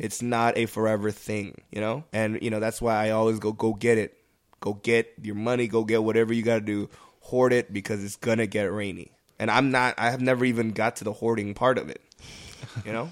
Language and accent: English; United States; I'm in this country where I've, I was born and raised and went to school